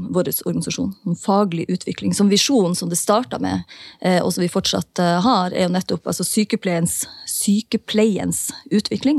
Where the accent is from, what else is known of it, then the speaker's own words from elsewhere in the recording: Northern Norway, Norway; also born or lived in Oslo; now in Tromsø, Norway; i nord der jeg er ifra